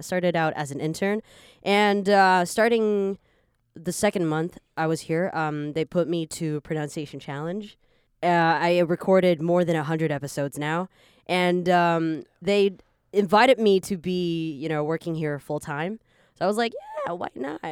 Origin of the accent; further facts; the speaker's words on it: Canada; now in Taiwan; I was born in Taiwan, so Taiwan is my country, you know. But I, I just grew up in Canada